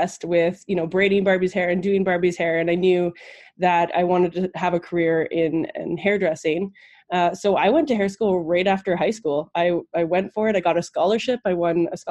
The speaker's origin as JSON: {"language": "English", "town": "Saskatoon", "region": "Saskatchewan", "country": "Canada", "tie": "born or raised there", "also_born_or_lived": "Ontario (near Niagara Falls)", "said": "I grew up in Saskatoon, Saskatchewan. Yes, it's a tongue twister. And that is in Canada."}